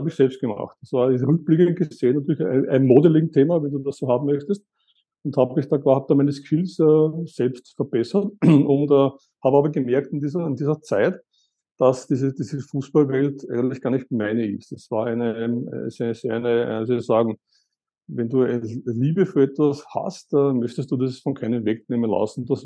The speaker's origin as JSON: {"language": "German", "region": "Eastern Austria", "country": "Austria", "tie": "born or raised there", "said": "ich komme aus Österreich, aus Ostösterreich. Ich bin in Ostösterreich aufgewachsen."}